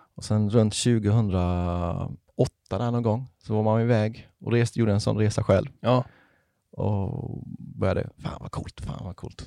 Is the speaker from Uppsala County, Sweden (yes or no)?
no; Ryd, Kronoberg County, Sweden; now in Halmstad, Sweden; Och jag är ju inte från Halmstad från början, utan jag är från en liten, liten by som heter Ryd, som ligger i s, djupaste Småland.